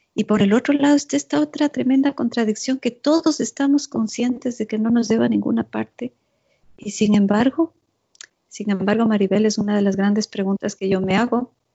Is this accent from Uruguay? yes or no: no; Ecuador; also born or lived in Zurich, Switzerland; now in Switzerland; en mi país, en Ecuador